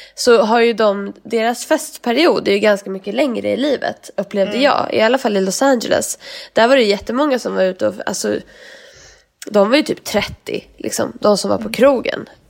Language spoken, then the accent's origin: Swedish; Sweden; moved away as an adult; vi är svenskar